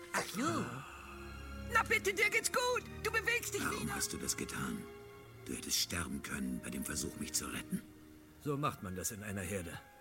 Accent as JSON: {"language": "German", "area": "Swabia", "region": "Baden-Württemberg", "country": "Germany", "tie": "born or raised there", "said": "Ich bin Schwabe, da bin ich aufgewachsen"}